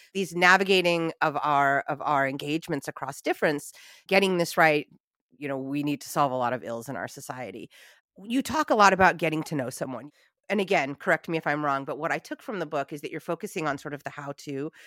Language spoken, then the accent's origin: English; United States; my heritage is Italian, but I'm American